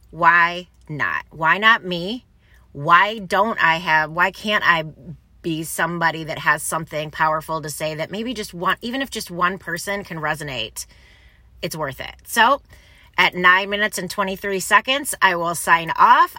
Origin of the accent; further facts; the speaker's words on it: Ann Arbor, Michigan, United States; I grew up in Ann Arbor, Michigan